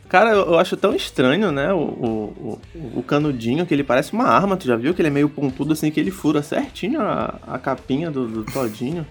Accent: Brazil; que sou brasileiro

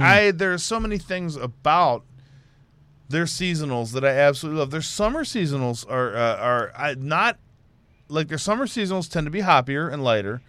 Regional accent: Houston, Texas, United States; I'm from Houston.

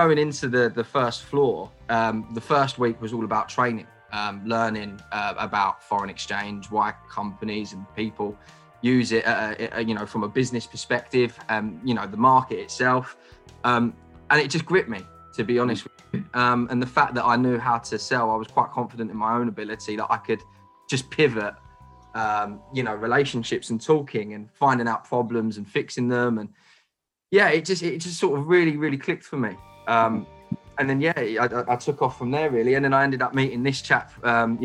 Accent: Kent, South East England, United Kingdom; growing up in Kent, which is now a nice county that's been decimated by COVID, it was quite a modest background

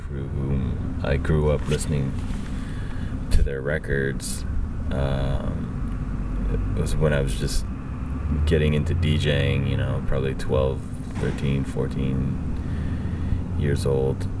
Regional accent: Vancouver, British Columbia, Canada; I grew up in Vancouver

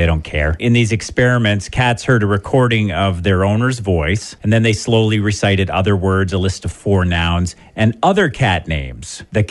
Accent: Belgrave, Ontario, Canada; I'm from the Wingham area.

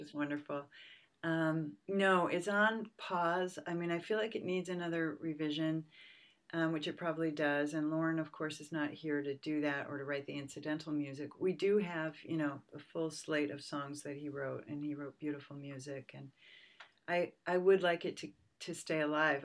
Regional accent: suburbs of Boston, Massachusetts, United States; also born or lived in Pennsylvania; now in San Francisco Bay Area, United States; I was born in Pennsylvania. My family moved to Massachusetts when I was two, so I was really raised in the suburbs of Boston

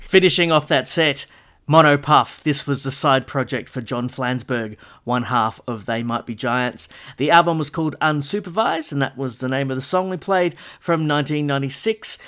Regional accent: Castle Hill, New South Wales, Australia; my local record store growing up in the Castle Hill area

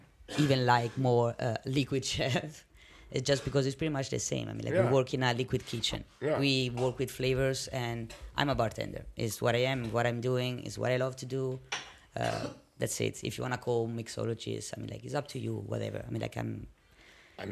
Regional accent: Italy; moved away as an adult; now in The Hague, Netherlands; I'm Italian

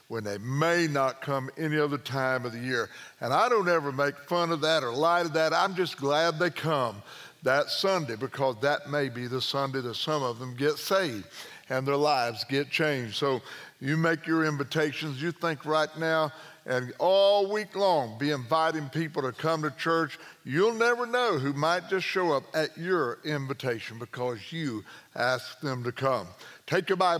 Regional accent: Southern Illinois, United States; I was born and raised in Southern Illinois

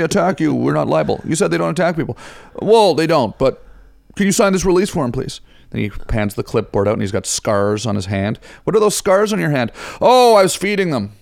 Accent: Ottawa, Ontario, Canada; moved away; I'm from Ottawa.

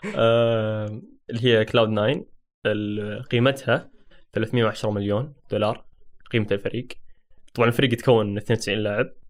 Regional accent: Saudi Arabia; عندنا في السعودية

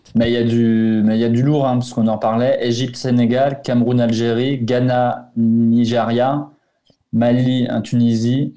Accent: Portugal; en tant que Portugais

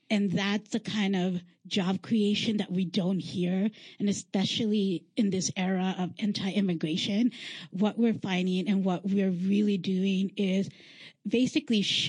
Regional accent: Los Angeles, California, United States; moved away; I am a transplant from Los Angeles, California

